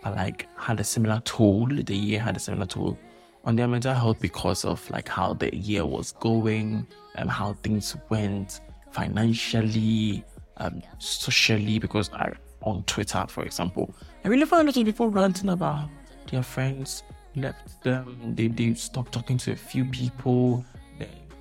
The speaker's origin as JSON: {"language": "English", "country": "Ghana", "said": "I'm a Ghanaian, so I have to use the Ghanaian culture"}